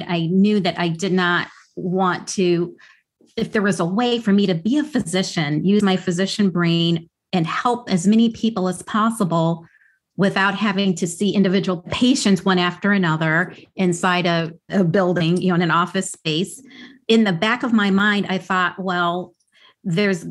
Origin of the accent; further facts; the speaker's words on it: Midwest, United States; now in New York City, United States; where I grew up in the Midwest